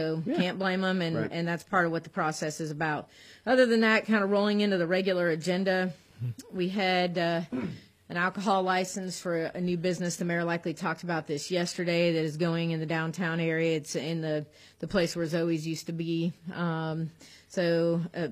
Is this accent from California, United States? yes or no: yes; California, United States; now in Auburn, United States; I was born and raised in California